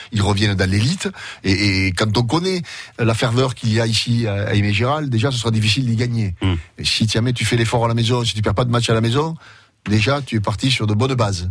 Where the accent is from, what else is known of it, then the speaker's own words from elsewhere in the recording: Gaillac, Occitania, France; j'ai grandi à Gaillac